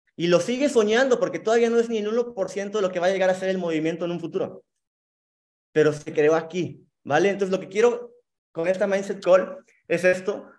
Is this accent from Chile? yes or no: no; Monterrey, Nuevo León, Mexico; now in Cancún, Mexico; vivo en Cancún, soy originario de Monterrey